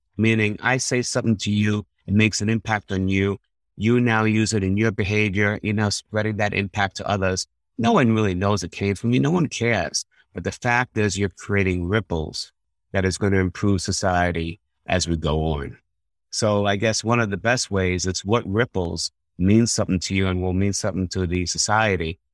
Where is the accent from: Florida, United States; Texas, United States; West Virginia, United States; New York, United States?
New York, United States; I'm from New York originally